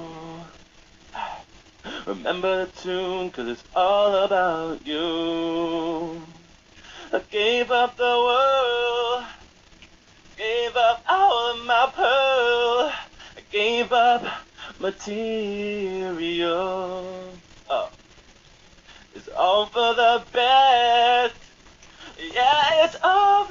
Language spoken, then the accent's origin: English; Lansdale, Pennsylvania, United States; my hometown of Lansdale